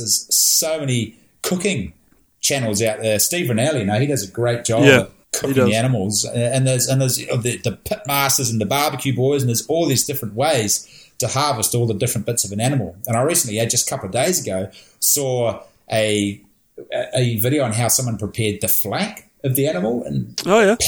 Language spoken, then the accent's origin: English; Napier, Hawke's Bay, New Zealand; also born or lived in National Park, New Zealand; we grew up in Napier, so there was no deer on the outskirts of Napier back in the day